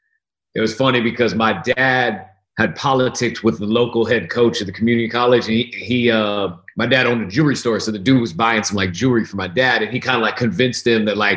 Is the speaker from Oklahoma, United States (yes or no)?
no; Oregon, United States; Portland, Oregon, my home state